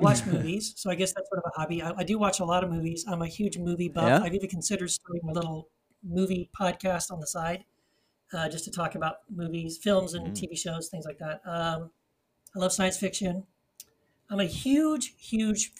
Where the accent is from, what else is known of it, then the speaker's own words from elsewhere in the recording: El Paso, Texas, United States; moved away as an adult; also born or lived in Brownsville, Tennessee / California; I live in El Paso, Texas. Just recently moved back here. This is where I kind of grew up, graduated college, met my wife, Wendy, and then we moved to California and lived there 25 years. I was born in Brownsville